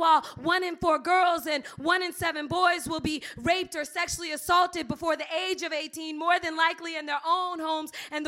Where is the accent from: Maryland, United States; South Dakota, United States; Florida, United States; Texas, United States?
Florida, United States; Miami; I'm from Miami